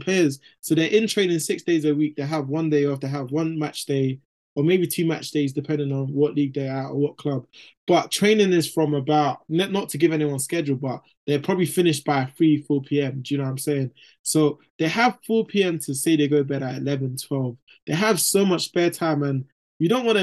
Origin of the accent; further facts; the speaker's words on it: London, United Kingdom; I'm from East London